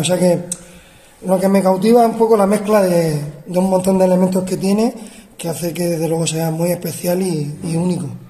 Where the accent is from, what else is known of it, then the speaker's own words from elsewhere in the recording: Murcia, Region of Murcia, Spain; yo soy de Murcia y estudié de niño, estudié en el conservatorio